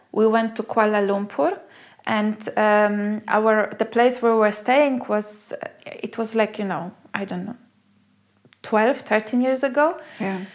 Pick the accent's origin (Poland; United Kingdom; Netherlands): Poland; moved away as an adult; also born or lived in Australia; I come from Poland